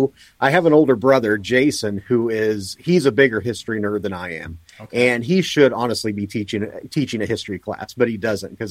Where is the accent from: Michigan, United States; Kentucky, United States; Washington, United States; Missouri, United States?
Missouri, United States; Springfield; now in central Illinois, United States; I'm located in central Illinois, but actually I grew up in Southwest Missouri near Springfield, Missouri